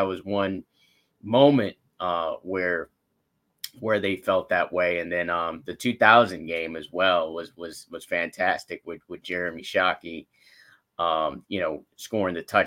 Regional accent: Miami, Florida, United States; I was born and raised in Miami

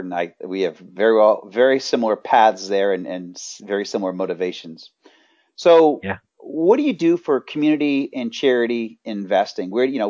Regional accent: New England, United States; moved away; I'm from New England initially

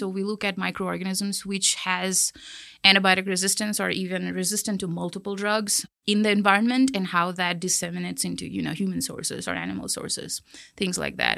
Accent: Kolkata, West Bengal, India; moved away as an adult; also born or lived in Ohio, United States / Chicago, United States; now in Texas, United States; I grew up in Calcutta, which is a very big city.

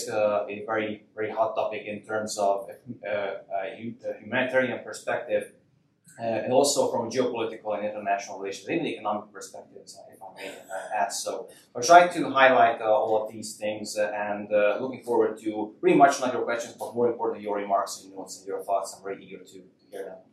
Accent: Hungary; I come from Hungary

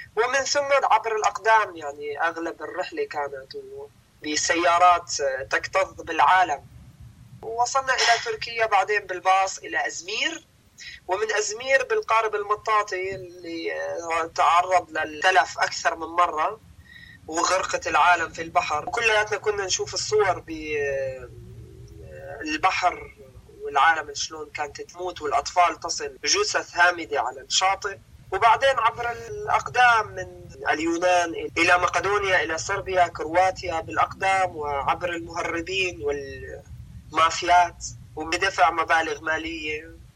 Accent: Damascus, Damascus Governorate, Syria; moved away as an adult; also born or lived in Homs; انا ولدت في مخيم اليرموك تعلمت في مدارس الاونير

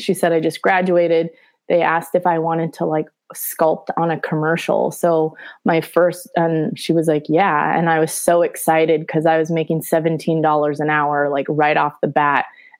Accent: Studio City, California, United States; Studio City.

